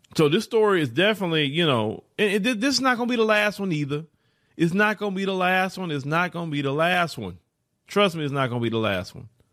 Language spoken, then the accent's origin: English; Port Arthur, Texas, United States; I grew up in Port Arthur, Texas.